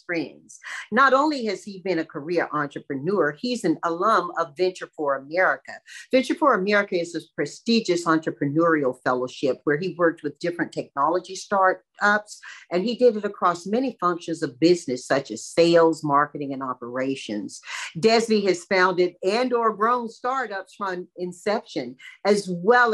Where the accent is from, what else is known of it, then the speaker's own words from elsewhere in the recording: Tarboro, North Carolina, United States; I'm from Tarboro